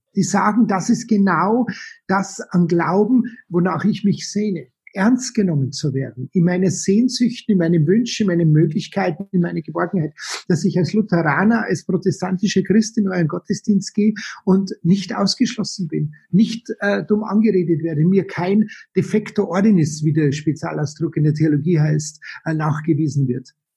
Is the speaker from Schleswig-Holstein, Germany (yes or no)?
no; Munich, Bavaria, Germany; Ich bin äh, gebürtig aus München, geboren 1960